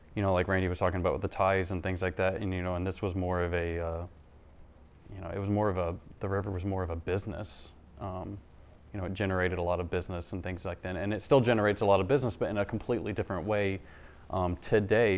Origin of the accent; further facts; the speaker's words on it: Doniphan, Missouri, United States; born and raised in Doniphan, and, uh, grew up here.